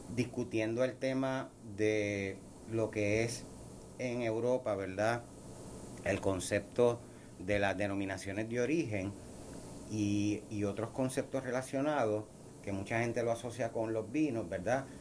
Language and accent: Spanish; Puerto Rico; nos distingue como puertorriqueños